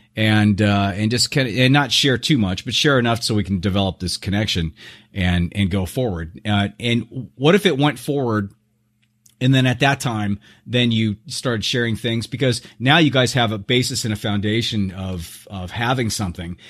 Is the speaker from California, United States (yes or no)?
yes; Southern California, United States; now in Scottsdale, United States; I was brought up in Southern California